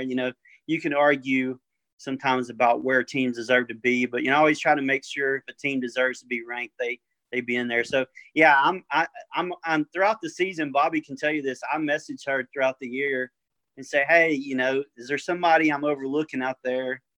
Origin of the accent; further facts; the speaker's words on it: Orangeville, United States; I'm from Orangeville